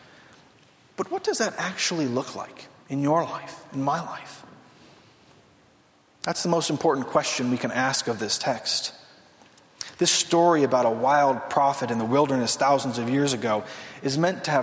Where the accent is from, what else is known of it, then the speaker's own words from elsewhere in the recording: Southern California, United States; I grew up in Southern California